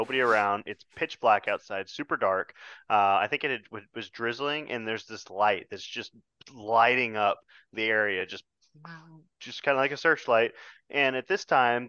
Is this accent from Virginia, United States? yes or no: no; Texas, United States; I'm 50% Texan and 50% Midwestern